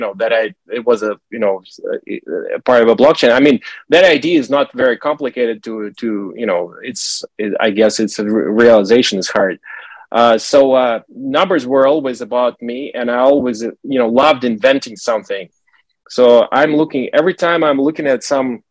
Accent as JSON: {"language": "English", "country": "Russia", "tie": "born or raised there", "said": "I'm from Russia, and I remember when I was a kid, it was 1980s"}